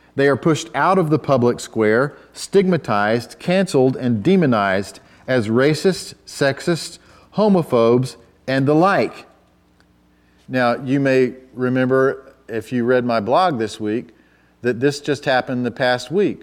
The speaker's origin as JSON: {"language": "English", "country": "United States", "said": "as an American"}